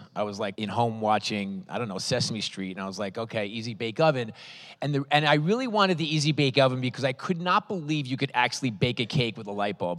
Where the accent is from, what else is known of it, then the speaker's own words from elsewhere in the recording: New York City, New York, United States; I grew up in Manhattan, New York City.